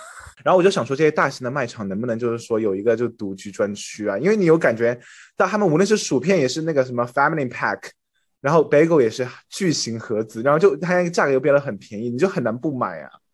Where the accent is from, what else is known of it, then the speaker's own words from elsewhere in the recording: China; moved away; 我就是 中国人